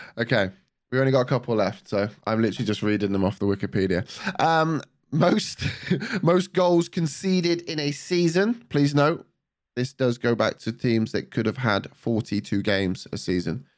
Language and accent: English; the Southwest, South West England, United Kingdom; I'm from, I'm from the Southwest